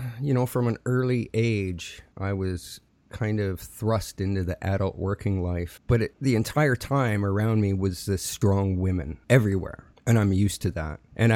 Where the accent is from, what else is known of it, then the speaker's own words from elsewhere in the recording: Saskatchewan, Canada; Missouri sounds a lot like where I grew up in Saskatchewan.